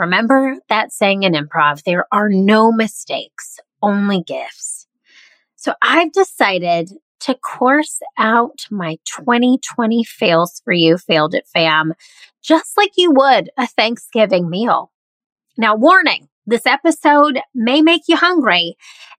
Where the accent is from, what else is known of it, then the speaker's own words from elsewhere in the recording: the South, United States; also born or lived in Midwest; now in Charleston, United States; I grew up mostly in the South, and my parents are from the Southeast. So I now live in Charleston, South Carolina